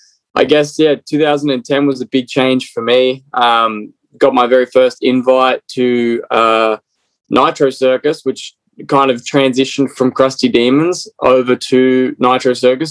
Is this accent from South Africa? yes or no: no; Australia; moved away as an adult; now in United States; Originally from Australia. So born and bred in Australia. So being here for 10 years in America.